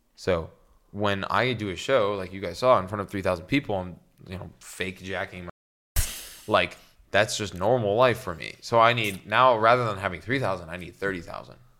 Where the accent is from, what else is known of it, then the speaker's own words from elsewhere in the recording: Canada; I'm Canadian